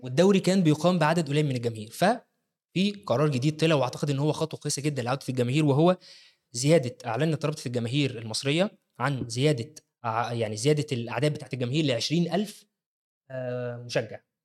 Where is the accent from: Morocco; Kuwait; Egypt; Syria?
Egypt; عندنا في مصر